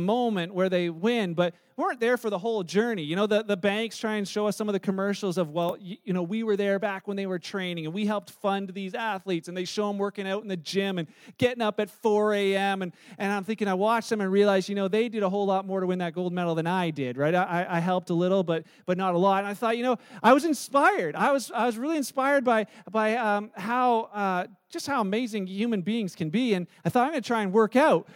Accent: Canada; we're Canadian

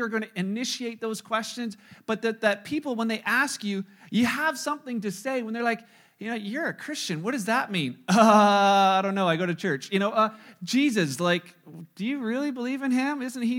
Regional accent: Canada; with you know, being Canadian, where there's a freedom of religion and there's a freedom to be in this country

